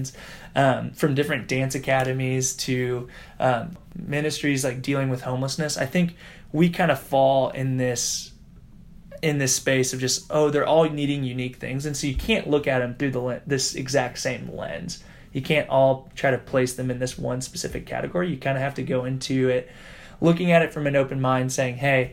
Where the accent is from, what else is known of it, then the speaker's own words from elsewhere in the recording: Indianapolis, Indiana, United States; I've had the privilege of growing up in Indianapolis, born and raised here, went to Butler University, literally have not left Indianapolis in any living capacity my entire life